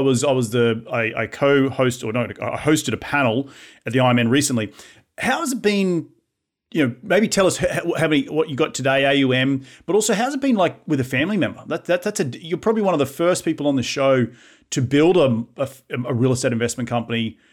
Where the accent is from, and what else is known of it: Australia; accent: Aussie; now in United States